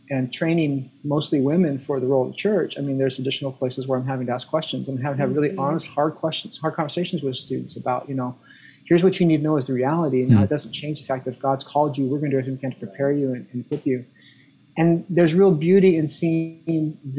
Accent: Arizona, United States; moved away; I grew up in Arizona, in Southern Baptist Arizona churches

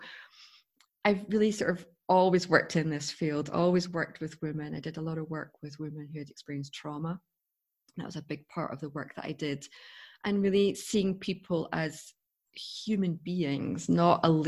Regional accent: Scotland, United Kingdom; I come from Scotland, as you can tell by my accent.

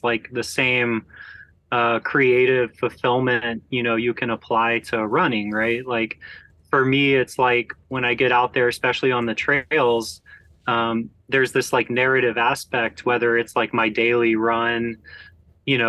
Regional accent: Georgia, United States; growing up in Georgia

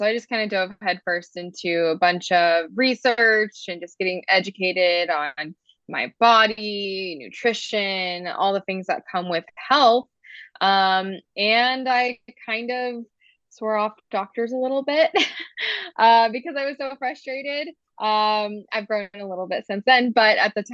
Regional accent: Georgia, United States; moved away as an adult; now in Utah, United States; I grew up in Georgia, lived there my whole life

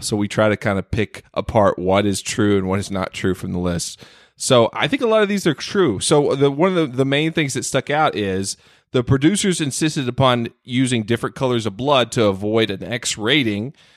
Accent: North Carolina, United States; my home state of, uh, North Carolina

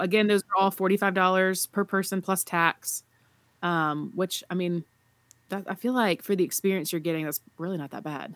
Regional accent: the South, United States; I'm from the South

